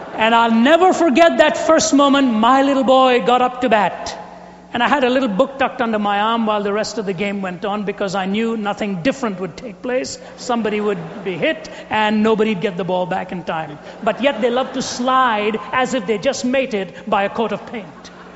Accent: India; moved away; I was raised in India with cricket.

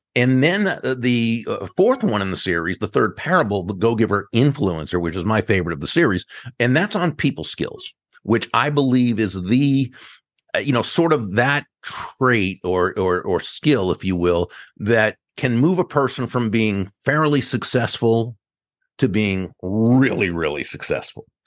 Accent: Massachusetts, United States; now in Palm Beach, United States; I grew up in Massachusetts.

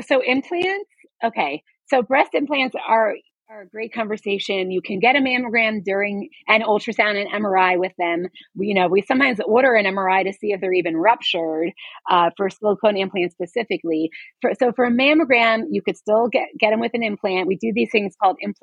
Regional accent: Coral Springs, Florida, United States; moved away; I'm from Coral Springs

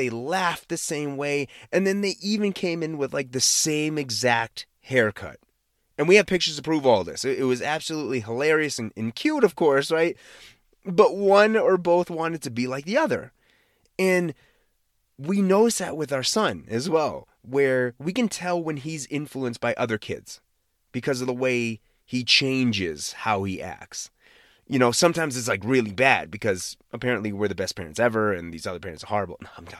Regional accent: Massachusetts, United States; accent: Boston; like I'm sure I have a Boston accent, but I am from the Boston area and I used to have a Boston accent.

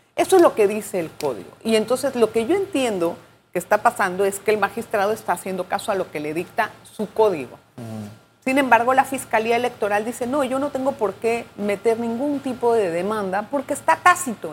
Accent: Panama; para nosotros como panameños

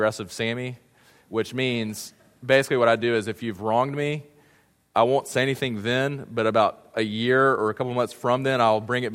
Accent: South Carolina, United States; also born or lived in Statesboro, Georgia; being back in South Carolina, where I grew up

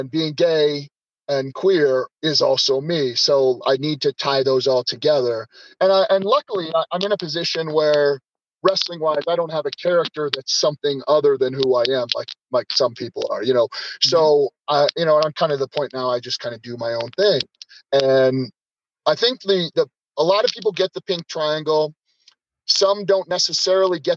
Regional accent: Denver, Colorado, United States; moved away; Denver's my hometown, but I've kind of been away obviously for a long time.

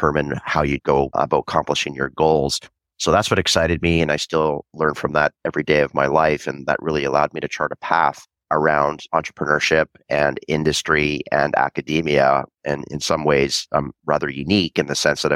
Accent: Vancouver, British Columbia, Canada; I was born and raised in Vancouver, Canada

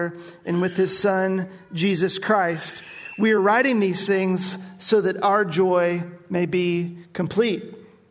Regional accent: Nashville, Tennessee, United States; moved away; I grew up in Nashville

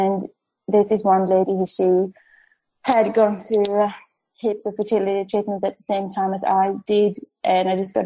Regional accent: Sweden; moved away as an adult; also born or lived in Stockholm, Sweden / Perth, Australia; now in Western Australia, Australia; when I was growing up in Sweden

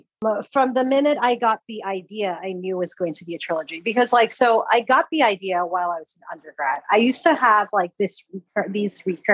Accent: Atlanta, Georgia, United States; also born or lived in Sierra Leone; growing up in Sierra Leone, I didn't understand what patriarchy was. I didn't understand all of this stuff. So when I'd ask people questions, because Sierra Leone is extremely patriarchal. And then Atlanta, Georgia, where I grew up, is also extremely patriarchal, right?

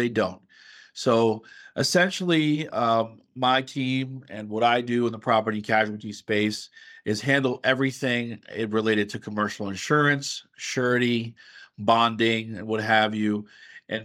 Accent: San Juan, Puerto Rico; moved away as an adult; now in Pittsburgh, United States; I am originally from San Juan, Puerto Rico, where I grew up in an engineering household

